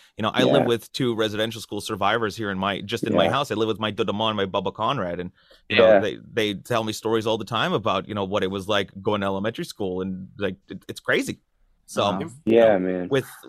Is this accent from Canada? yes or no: yes; Kahnawake, Quebec, Canada; I come from a native reservation just outside of Montreal. It's called Gatnawaga.